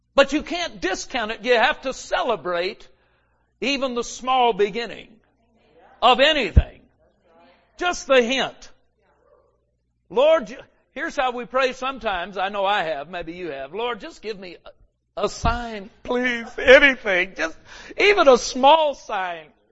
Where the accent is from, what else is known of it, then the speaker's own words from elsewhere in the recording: Los Angeles, California, United States; we grew up in Los Angeles